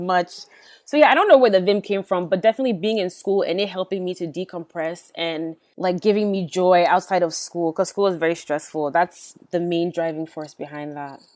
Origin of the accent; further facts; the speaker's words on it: United States; I'm an American by birth